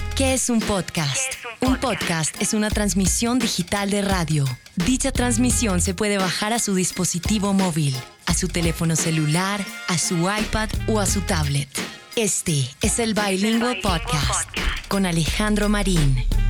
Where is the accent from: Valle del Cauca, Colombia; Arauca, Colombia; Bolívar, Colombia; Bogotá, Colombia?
Bolívar, Colombia; San Basilio de Palenque; moved away as an adult; also born or lived in Bogotá; me fui de Palenque a los. justo cuando cumplí 18 años.